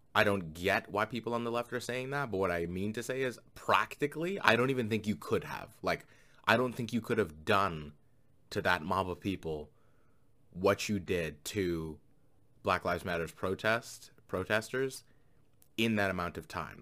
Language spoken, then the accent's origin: English; Canada; as a Canadian living right next to America